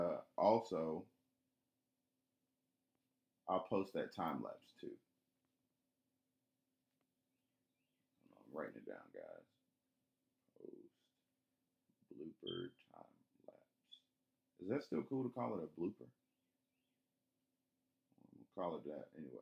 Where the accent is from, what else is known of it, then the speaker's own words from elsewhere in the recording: Atlanta, Georgia, United States; I'm from Atlanta